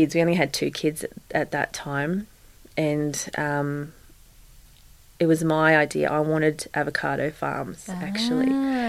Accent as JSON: {"language": "English", "town": "Gympie", "region": "Queensland", "country": "Australia", "tie": "born there", "said": "My parents moved while I was born in Gympie."}